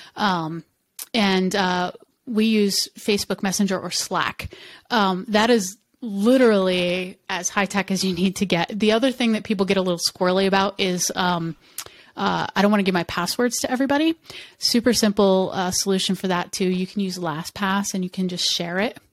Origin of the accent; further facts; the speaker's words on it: United States; first language English; I'm an American and I, English is my first language